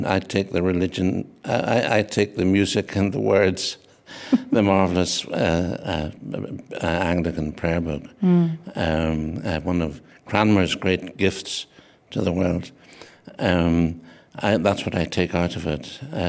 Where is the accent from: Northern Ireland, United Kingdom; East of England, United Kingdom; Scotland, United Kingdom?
Northern Ireland, United Kingdom; But I was born on Ireland, on an island called Ireland, mm-hmm. and I'm Irish, so I'm both those things.